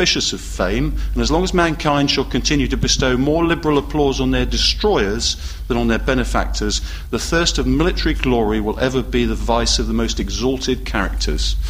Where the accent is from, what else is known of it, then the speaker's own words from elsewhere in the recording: United Kingdom; being British